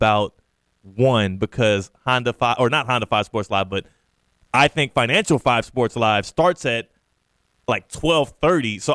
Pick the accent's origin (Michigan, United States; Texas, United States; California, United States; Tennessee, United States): Texas, United States; Houston; now in West Palm Beach, United States; my hometown, my city, Houston, Texas